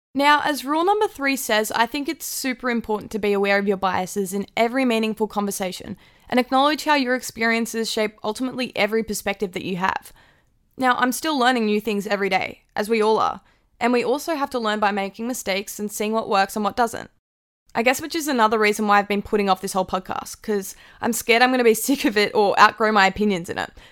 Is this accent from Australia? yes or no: yes; Tamworth, New South Wales, Australia; moved away as an adult; now in Wollongong, Australia; I was born and raised in Tamworth, New South Wales, but I've lived in Wollongong, New South Wales for the last three and a half years studying.